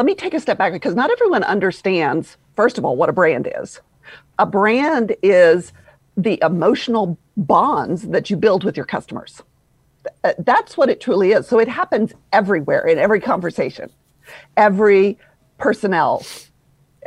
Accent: Louisville, Kentucky, United States; accent: Southern drawl; moved away as an adult; now in Atlanta, United States; I'm originally from Louisville, Kentucky

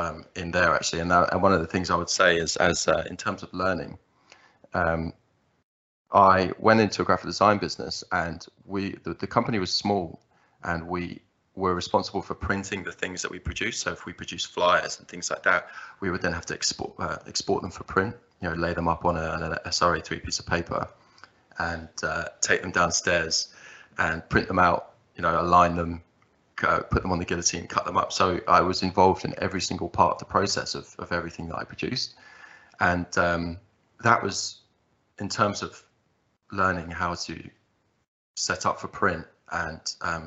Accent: Margate, South East England, United Kingdom; I was born in Margate in the southeast, and that's where I still currently reside, that southeast England. I grew up, went through the system

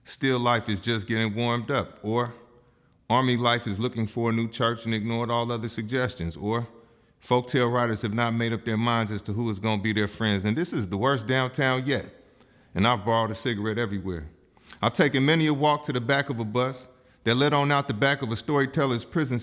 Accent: San Francisco, California, United States; born and raised in San Francisco

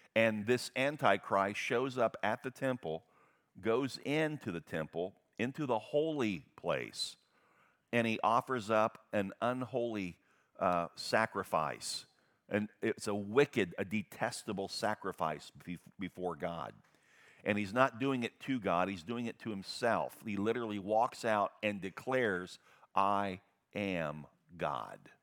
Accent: United States; I am an American through and through

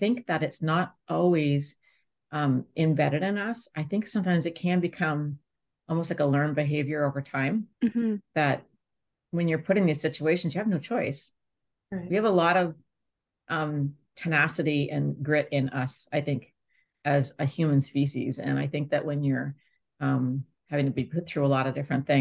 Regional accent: Moncton, New Brunswick, Canada; moved away as an adult; also born or lived in Italy; I was born in Moncton, New Brunswick, and spent many years there in my earlier life

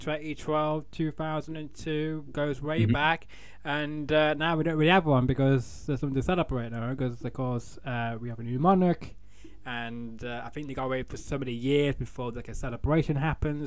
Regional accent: Manchester, North West England, United Kingdom; in my town, in my city of Manchester

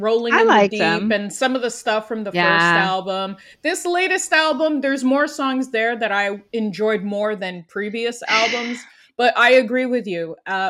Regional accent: Quebec, Canada; I am from Quebec, her home province, her home nation.

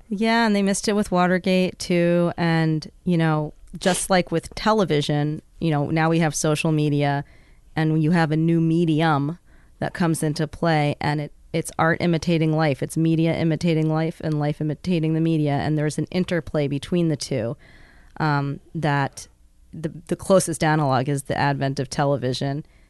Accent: New York City, New York, United States; moved away as an adult; also born or lived in Bethel, Alaska; now in Juneau, United States; growing up in the South Bronx

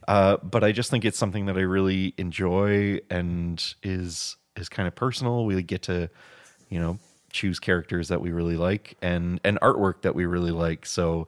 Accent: Canada; because we are Canadian and we have to bring stuff back

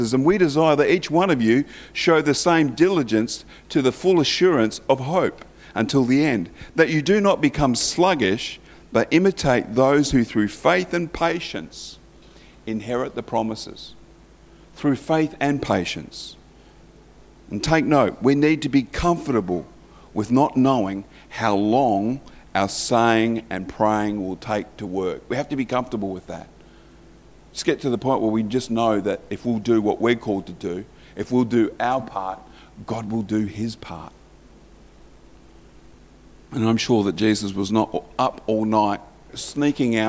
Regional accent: Morley, Yorkshire and the Humber, United Kingdom; I was christened actually in the Methodist Church in Morley.

